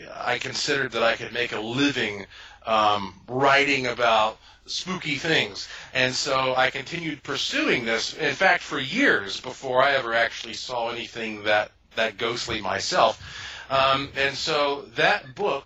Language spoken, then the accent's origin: English; Asheville, North Carolina, United States; I was born and raised in Asheville, North Carolina, which is the heart of the oldest mountains in North America